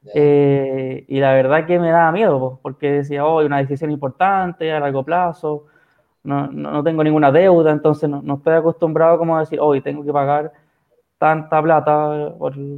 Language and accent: Spanish; San Felipe, Valparaíso, Chile; moved away as an adult; now in Santiago, Chile; soy de San Felipe, pero por trabajo vivo acá en Santiago